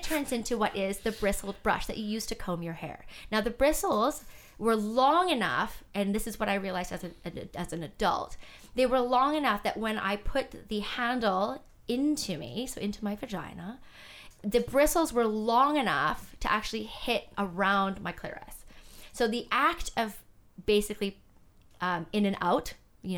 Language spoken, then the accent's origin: English; Canada; I was born in Canada, raised in Canada, in a mixed race household